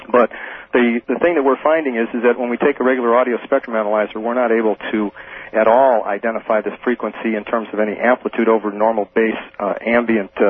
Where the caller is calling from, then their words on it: Maui, Hawaii, United States; Maui, Hawaii.